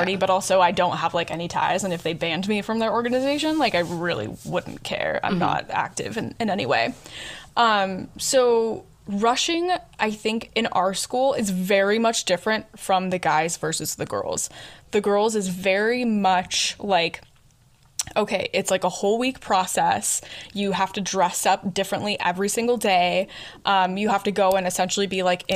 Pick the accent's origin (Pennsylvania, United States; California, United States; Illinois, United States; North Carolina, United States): Illinois, United States; moved away; I'm from Illinois